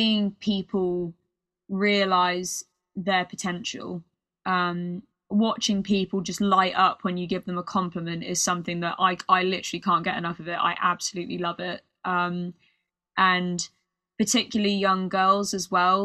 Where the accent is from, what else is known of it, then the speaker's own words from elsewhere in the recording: United Kingdom; accent: British; my British accent